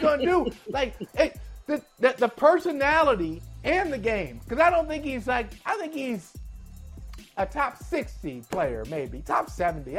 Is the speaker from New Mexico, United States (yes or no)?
no; Akron, Ohio, United States; I grew up in Akron.